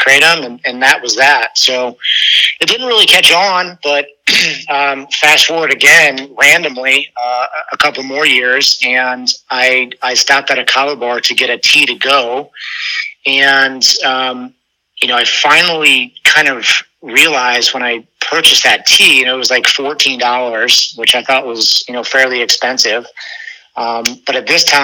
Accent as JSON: {"language": "English", "region": "Ohio", "country": "United States", "moved": "as an adult", "lives_now": "Florida, United States", "said": "I'm from Ohio"}